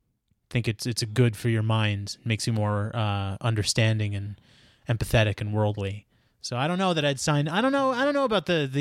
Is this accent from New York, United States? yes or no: yes; Queens, New York, United States; I would say, you know, I'm from Queens. It's... considered the most diverse county in the world, all types of people living in harmony together, going to the park, enjoying their time in the sun when it's available to them in New York.